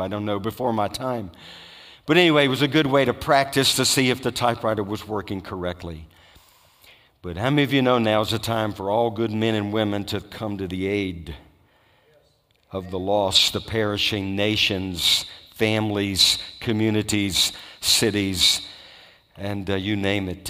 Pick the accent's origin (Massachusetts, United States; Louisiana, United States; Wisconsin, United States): Louisiana, United States; I grew up in Louisiana